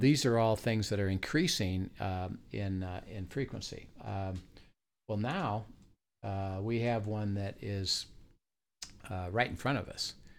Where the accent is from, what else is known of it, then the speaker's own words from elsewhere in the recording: Midwest, United States; moved away as an adult; also born or lived in California; I'm from the Midwest, and I went to grad school in U S C